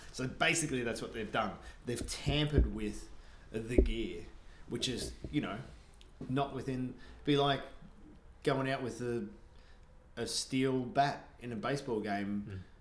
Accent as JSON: {"language": "English", "country": "Australia", "tie": "born or raised there", "also_born_or_lived": "Canada", "moved": "as an adult", "lives_now": "Vancouver, Canada", "said": "growing up in Australia"}